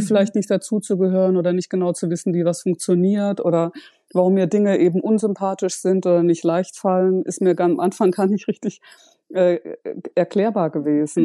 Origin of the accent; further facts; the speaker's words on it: Ruhr area, North Rhine-Westphalia, Germany; also born or lived in Freiburg; im Ruhrgebiet aufgewachsen